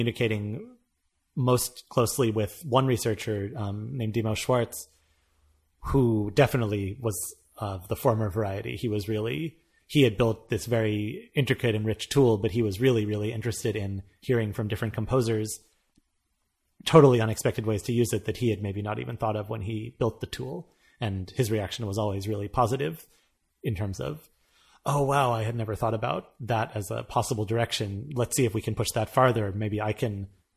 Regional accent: United States; moved away; as an American

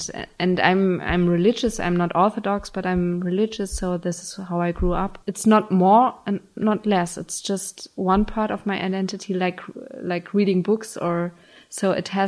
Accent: Germany; now in Berlin, Germany; my identity is German and Jewish, and this is a special mixture.

